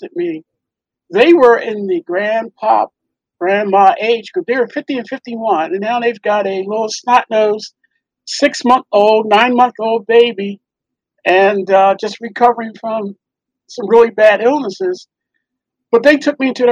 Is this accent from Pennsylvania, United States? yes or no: yes; Philadelphia, Pennsylvania, United States; born or raised there; also born or lived in New York, United States